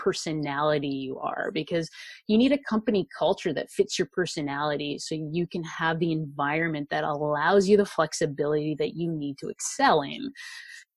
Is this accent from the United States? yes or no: no; Vancouver, British Columbia, Canada; I am from Vancouver, Canada.